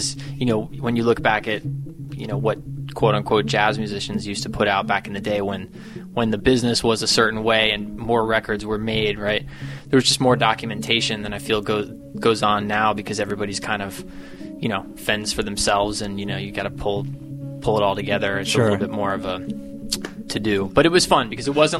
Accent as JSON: {"language": "English", "town": "Morristown", "region": "New Jersey", "country": "United States", "tie": "born or raised there", "also_born_or_lived": "New York", "moved": "yes", "lives_now": "Los Angeles, United States", "said": "I was born in Morristown Memorial Hospital"}